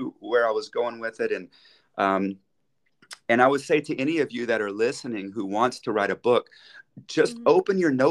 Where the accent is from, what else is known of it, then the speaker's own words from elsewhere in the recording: United States; moved away as an adult; also born or lived in Dallas, Texas; now in Switzerland; I'm an American, of course, living in Switzerland